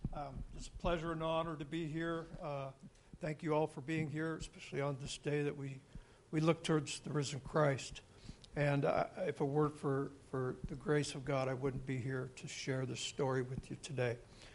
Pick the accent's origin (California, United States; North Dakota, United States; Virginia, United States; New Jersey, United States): California, United States; born there; I was born in California in 1959, and I was a Navy brat. My dad was a fighter pilot in the Navy.